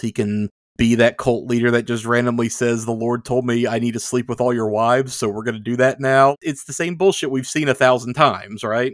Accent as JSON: {"language": "English", "region": "the Bible Belt", "country": "United States", "tie": "born or raised there", "said": "growing up in the Bible Belt"}